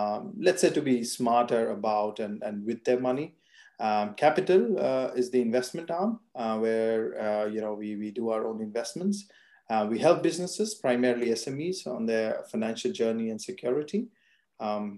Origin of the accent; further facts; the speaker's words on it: India; moved away as an adult; also born or lived in France; now in Germany; born and brought up in India and then moved to Germany.